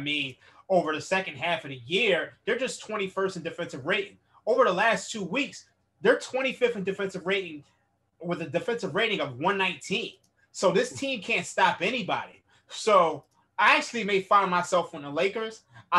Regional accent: Philadelphia, Pennsylvania, United States; I'm from Philadelphia.

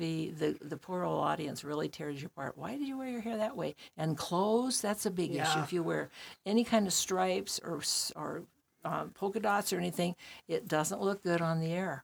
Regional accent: Helena, Montana, United States; also born or lived in New York; now in Great Falls, United States; I'd worked in journalism in New York and in my hometown of Helena.

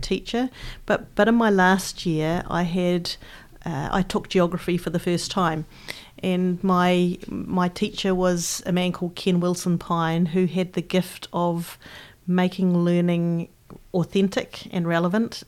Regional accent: Christchurch, Canterbury, New Zealand; I grew up in Christchurch, the youngest of three daughters, and I grew up in, in Aranui

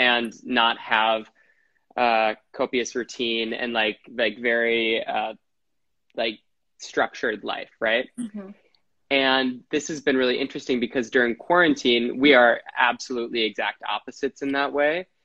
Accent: Wisconsin, United States; now in New York City, United States; I'm from Wisconsin. I live in New York City.

